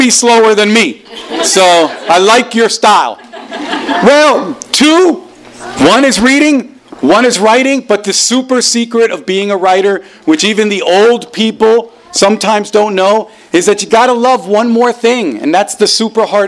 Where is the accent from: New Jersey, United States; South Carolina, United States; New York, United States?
New Jersey, United States; English is a second language; also born or lived in Caribbean island; when I was 6 years old, my family moved to New Jersey.